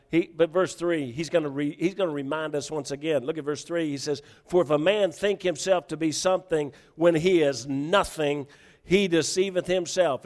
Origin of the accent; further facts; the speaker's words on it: the South, United States; moved away; I was from the South